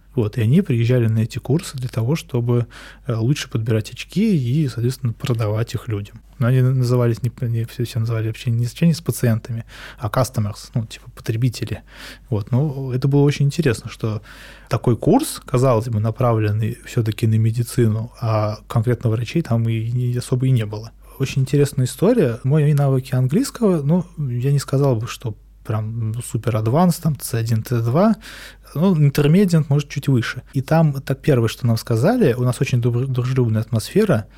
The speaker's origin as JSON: {"language": "Russian", "country": "Russia", "said": "я был один из России"}